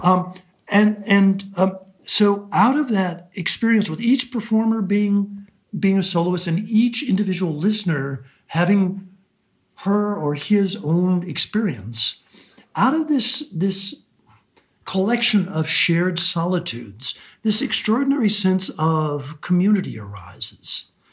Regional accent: Alaska, United States; moved away; Alaska is my home in the in the deepest sense, although I now live elsewhere. I will always identify as as an Alaskan

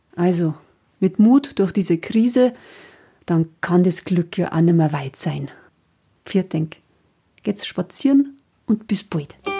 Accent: Passau area, Lower Bavaria, Germany; moved away; meiner alten Heimat

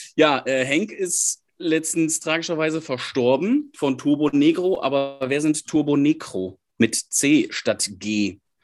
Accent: Münsterland, North Rhine-Westphalia, Germany; now in Essen, Germany; Ich komme aus dem Münsterland, wohne jetzt im Ruhrgebiet

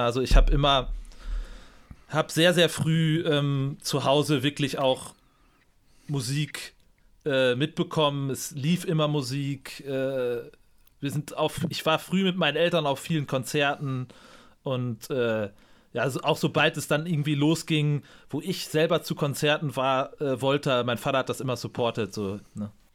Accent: Münster, North Rhine-Westphalia, Germany; ich bin gebürtiger Münsteraner

